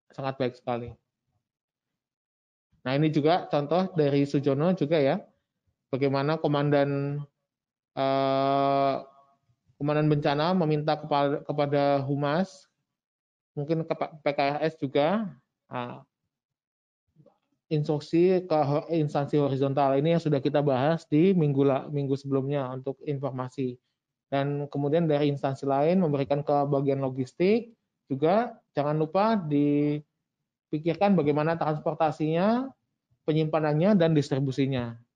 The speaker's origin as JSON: {"language": "Indonesian", "region": "Java", "country": "Indonesia", "said": "mungkin karena saya orang Jowo jadinya …."}